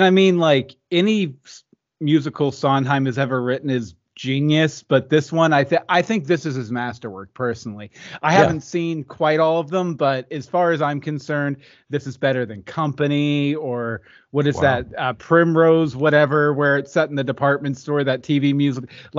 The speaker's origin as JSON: {"language": "English", "town": "Houston", "region": "Texas", "country": "United States", "tie": "born there", "also_born_or_lived": "Virginia / West Virginia / Ohio / Pennsylvania", "said": "I was born in Houston, lived in Virginia, West Virginia, Ohio, Pennsylvania, Georgia, Florida, and Los Angeles 3 times."}